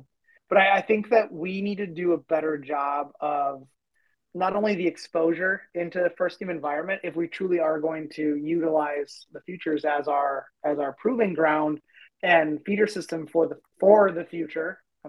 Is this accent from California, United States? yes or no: no; Minnesota, United States; us being all Minnesotan